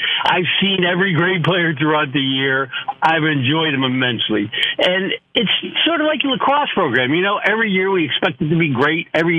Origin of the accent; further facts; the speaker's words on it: Syracuse, New York, United States; moved away; I grew up in Syracuse, moved many different places